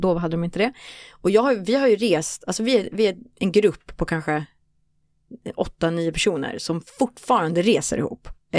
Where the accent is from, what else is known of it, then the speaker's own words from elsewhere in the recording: Stockholm, Stockholm County, Sweden; also born or lived in Costa Rica; jag växte upp i Råcksta